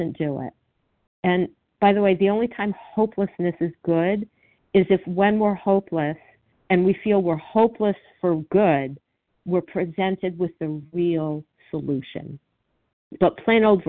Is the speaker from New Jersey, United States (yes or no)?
no; Miami, Florida, United States; I grew up in Miami